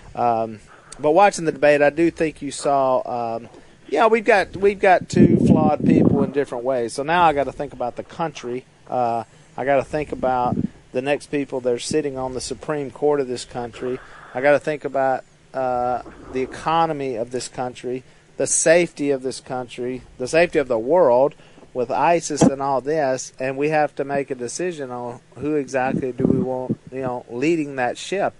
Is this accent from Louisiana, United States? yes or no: yes; West Monroe, Louisiana, United States; I'm of course from West Monroe, Louisiana